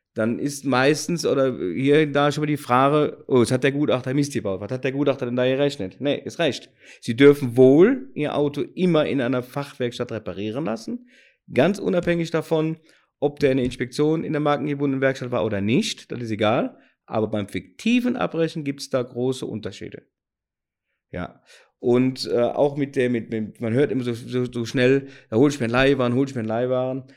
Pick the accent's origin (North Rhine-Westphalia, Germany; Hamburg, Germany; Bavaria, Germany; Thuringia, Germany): North Rhine-Westphalia, Germany; Cologne; accent: Cologne dialect; Wie so gut vom, vom, vom Dialekt hören, komme ich aus Köln.